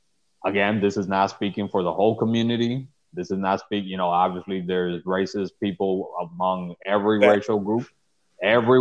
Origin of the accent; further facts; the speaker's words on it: Chicago, Illinois, United States; I grew up in the Pilsen neighborhood